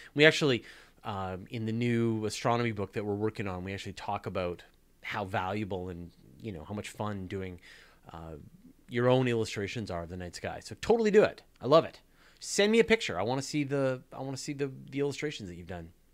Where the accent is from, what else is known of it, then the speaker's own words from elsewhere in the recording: Canada; accent: Canadian; my outrageous Canadian accent